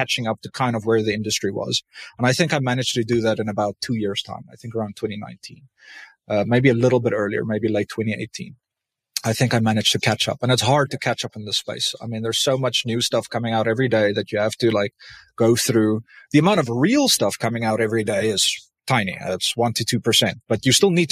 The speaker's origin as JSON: {"language": "English", "country": "South Africa", "said": "I'm South African"}